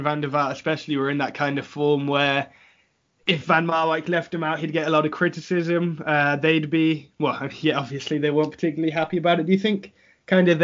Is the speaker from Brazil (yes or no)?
no; England, United Kingdom; I'm born and raised in England, but I have Dutch family, so growing up in England, I still supported Holland